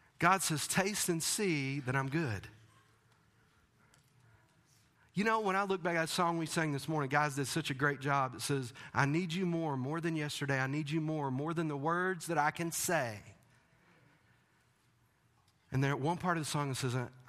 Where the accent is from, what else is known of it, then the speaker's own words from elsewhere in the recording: Texas, United States; moved away; I'm from Texas